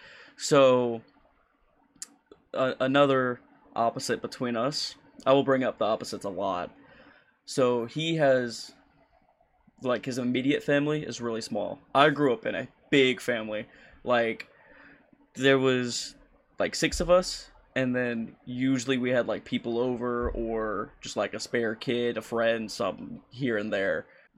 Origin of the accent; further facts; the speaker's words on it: Cajun, Louisiana, United States; I'm just Cajun.